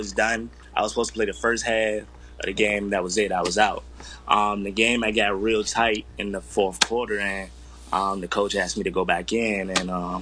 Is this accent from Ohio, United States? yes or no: no; Portsmouth, Virginia, United States; moved away as an adult; also born or lived in Iowa; I'm from Portsmouth, Virginia, a town in Virginia, of course